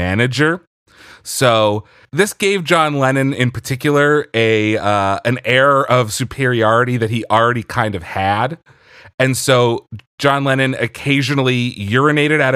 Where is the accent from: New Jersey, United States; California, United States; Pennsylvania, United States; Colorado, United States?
Pennsylvania, United States; Philadelphia; accent: Philly; my Philly accent